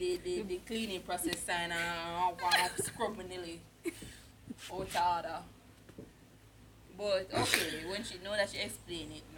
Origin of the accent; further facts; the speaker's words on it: Jamaica; we are Jamaican